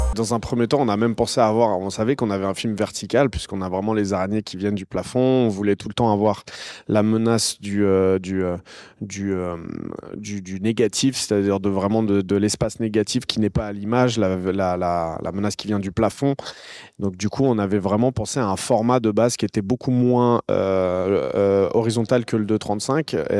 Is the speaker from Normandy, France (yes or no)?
no; Noisy-le-Grand, Île-de-France, France; Noisy-le-Grand, donc c'est la ville où j'ai grandi